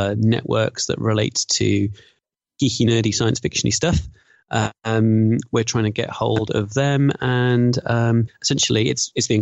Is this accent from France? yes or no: no; Birmingham, West Midlands, United Kingdom; stereotypical Brummie, self-deprecating